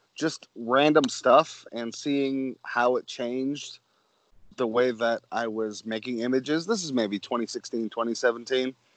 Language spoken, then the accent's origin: English; Manchester, Connecticut, United States; I grew up in just outside of Hartford, Connecticut